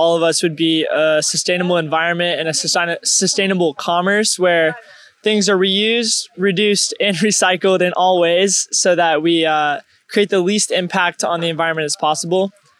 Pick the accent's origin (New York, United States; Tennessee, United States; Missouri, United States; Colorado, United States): Missouri, United States; now in Loomis, United States; I'm originally from Missouri, but I live here in Loomis, California.